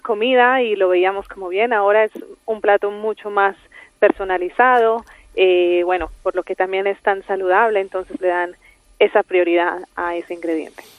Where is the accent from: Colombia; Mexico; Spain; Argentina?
Colombia; Yo soy colombiana.